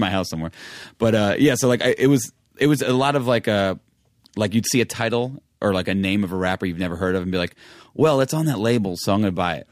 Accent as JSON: {"language": "English", "region": "New York", "country": "United States", "tie": "born or raised there", "said": "growing up in New York."}